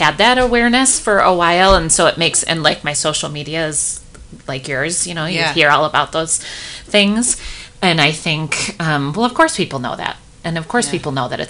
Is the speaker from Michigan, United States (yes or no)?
yes; West Michigan, United States; I grew up here in West Michigan